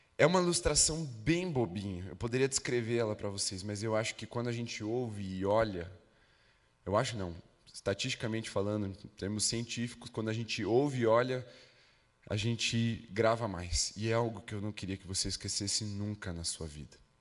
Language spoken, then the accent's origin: Portuguese; Brazil; Nós somos brasileiros, então a gente tem um, um certo senso de pertencimento por causa da nossa origem. Nascemos no Brasil